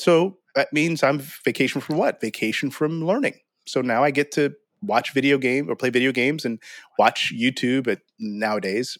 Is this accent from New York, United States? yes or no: no; St. Louis, Missouri, United States; now in Texas, United States; I grew up in Saint Louis